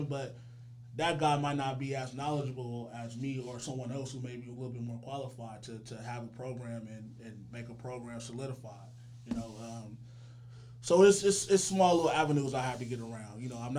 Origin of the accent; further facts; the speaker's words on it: Richmond, California, United States; I'm from Richmond.